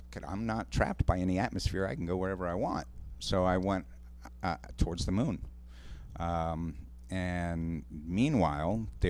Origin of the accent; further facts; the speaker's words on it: Ireland; Well, I'm Irish, so